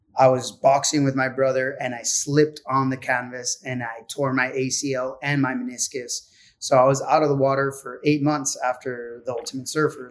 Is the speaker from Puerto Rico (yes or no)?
yes; Puerto Rico; being from Puerto Rico